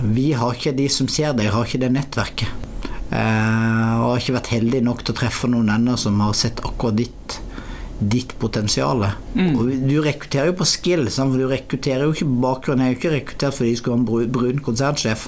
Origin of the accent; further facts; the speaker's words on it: Norway; moved away; jeg er oppvokst i Norge og er veldig etnisk norsk i kulturell, mitt kulturelle uttrykk. For jeg vokste opp på lita bygd